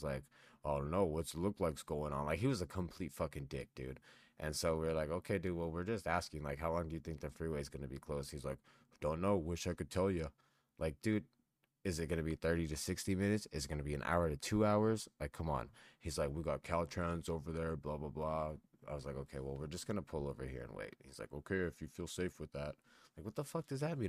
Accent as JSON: {"language": "English", "area": "San Gabriel Valley", "region": "California", "country": "United States", "tie": "born or raised there", "moved": "yes", "lives_now": "Nevada, United States", "said": "I miss the San Gabriel Valley"}